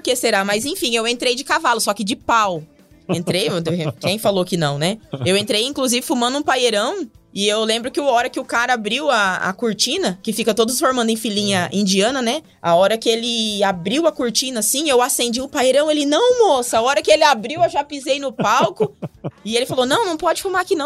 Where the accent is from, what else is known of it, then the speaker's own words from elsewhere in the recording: Mato Grosso, Brazil; also born or lived in Agudos, São Paulo; vim pro Mato Grosso quando pequena, né? Com seis anos.